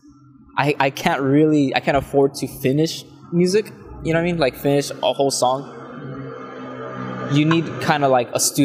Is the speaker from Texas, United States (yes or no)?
yes; La Feria, Texas, United States; I grew up in Texas in a very small town called La Feria.